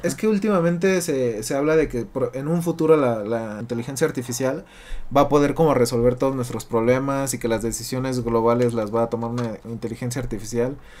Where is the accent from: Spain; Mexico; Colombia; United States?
Mexico; nosotros como mexicanos